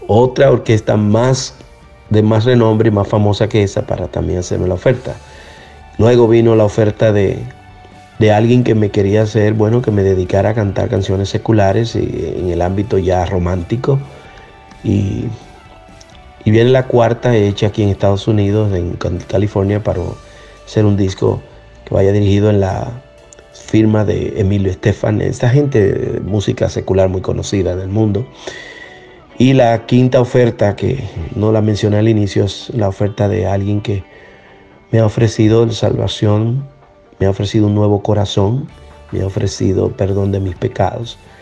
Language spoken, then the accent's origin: Spanish; Dominican Republic; Yo soy de la República Dominicana